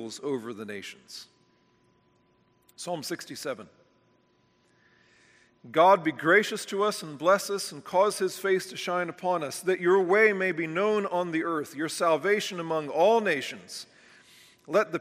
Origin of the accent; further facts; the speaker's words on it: United States; we as American evangelicals have been completely shaped by a system of doctrine